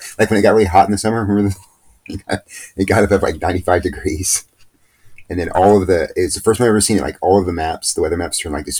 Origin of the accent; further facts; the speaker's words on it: South Texas, United States; moved away; I grew up in South Texas, and it was hot in the winter sometimes, but in the summer it was really hot.